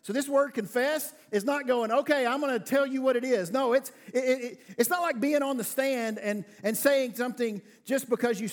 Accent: the South, United States; I'm from the South

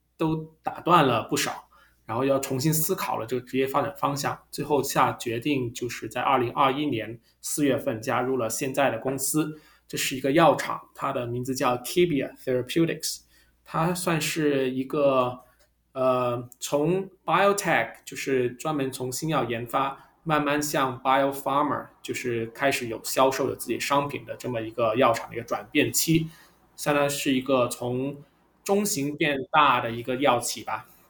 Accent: Guangzhou, Guangdong, China; moved away as an adult; also born or lived in Beijing; now in United States; 我是土生土长广州人，在十八岁之前都没有离开过广州

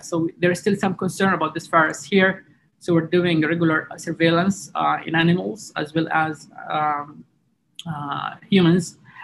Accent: Jazan, Jazan Province, Saudi Arabia; also born or lived in New York; in my hometown, Jazan

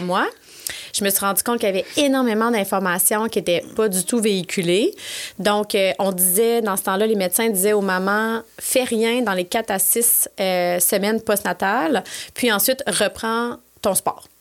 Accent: Quebec City, Quebec, Canada; moved away; pour venir m'installer à Québec parce que je venais de Québec

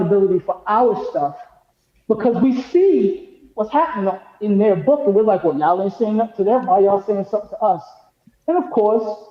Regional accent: New York City, New York, United States; moved away; also born or lived in Boca Raton, Florida; I've lived in the hood. I'm from Hollis, Queens.

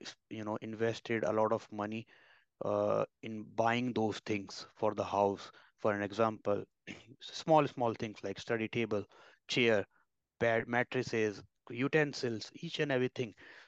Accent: India; also born or lived in Ireland

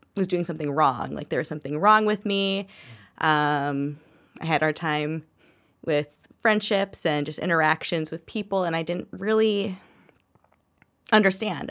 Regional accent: Minnesota, United States; also born or lived in Kalamazoo, Michigan / Fargo, North Dakota; I have lived in Minnesota most of my life. Um, born in Michigan, moved here when I was six. Then uh, left, spent about eight years in Fargo, North Dakota

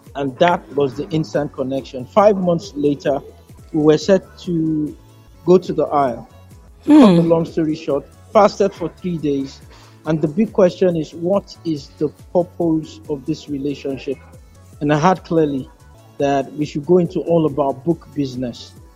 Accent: Kano, Kano State, Nigeria; I was born in Kano. I can speak Hausa fluently.

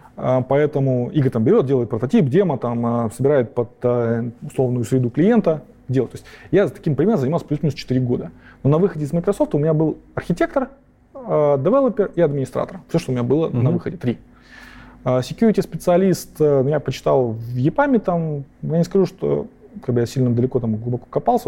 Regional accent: Kazakhstan; moved away; Я вообще-то родился в Казахстане

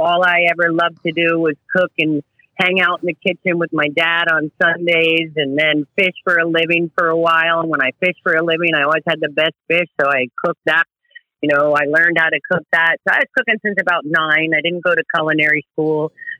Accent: New Jersey, United States; moved away as an adult; now in Florida, United States; I grew up in New Jersey, and I could only fish there pretty much in the summer through the fall.

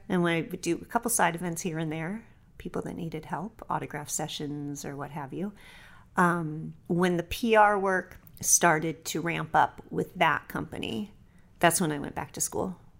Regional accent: Los Angeles, California, United States; I was raised in Los Angeles in a film production family

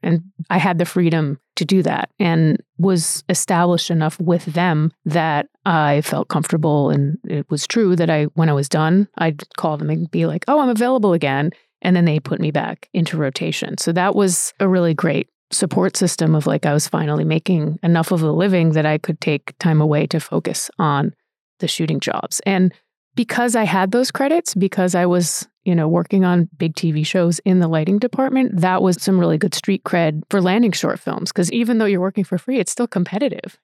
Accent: Rhode Island, United States; moved away as an adult; also born or lived in New York; I grew up in Rhode Island

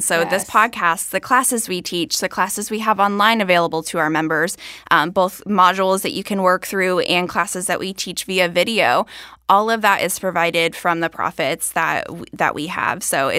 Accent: Florida, United States; moved away; I'm from Florida

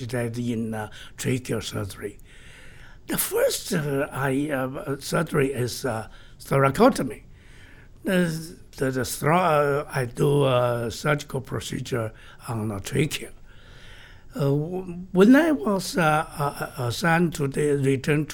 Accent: China; my hometown, home city, northwestern mountain area

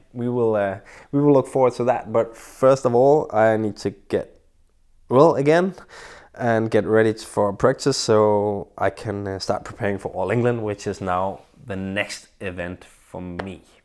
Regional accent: Vallensbæk, Capital Region of Denmark, Denmark; my hometown of Vallensbæk, where I live

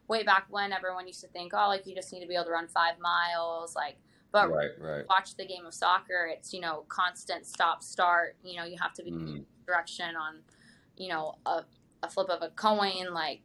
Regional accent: Germany; also born or lived in Utah, United States; now in Pittsburgh, United States; I grew up in Germany and played on like German club teams

